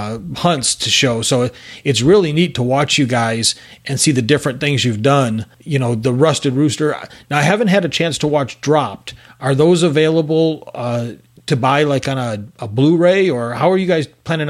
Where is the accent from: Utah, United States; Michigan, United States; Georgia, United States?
Michigan, United States; now in Texas, United States